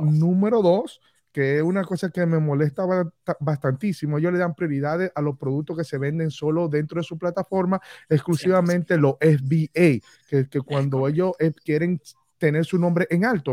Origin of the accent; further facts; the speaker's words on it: Dominican Republic; now in Orlando, United States; quiero irme a vivir a mi país natal, a República Dominicana